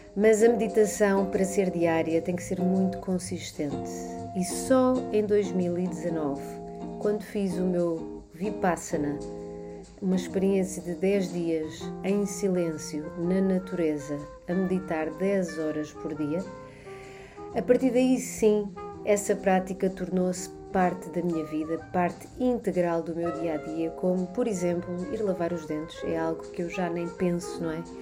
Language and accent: Portuguese; Barreiro, Lisbon, Portugal; also born or lived in London; nasci na Margem Sul, no Barreiro, uh, em 1979